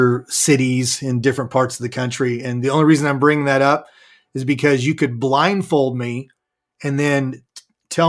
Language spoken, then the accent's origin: English; Santa Clarita, California, United States; moved away as an adult; also born or lived in Redding, California / Dallas, Texas; now in McKinney, Texas, United States; I'm originally from Southern California. I grew up in a northern part of Los Angeles County, now called Santa Clarita, and lived there for the first 19 years of my life